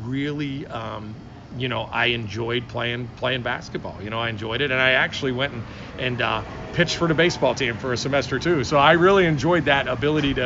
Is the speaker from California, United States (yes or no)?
no; Steubenville, Ohio, United States; I grew up in Steubenville, Ohio